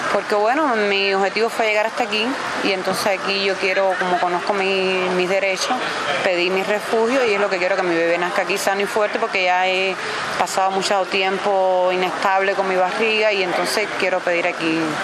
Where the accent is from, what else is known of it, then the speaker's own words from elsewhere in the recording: Cuba; moved away as an adult; also born or lived in Trinidad and Tobago; vengo de Cuba, soy cubana